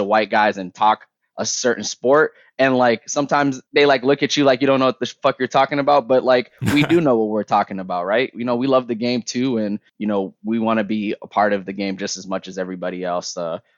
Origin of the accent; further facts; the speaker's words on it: Toronto, Ontario, Canada; I'm from Toronto, baby. So like, you know, my parents are from Somalia. Like, they, you know, they go over the ocean, they come to Canada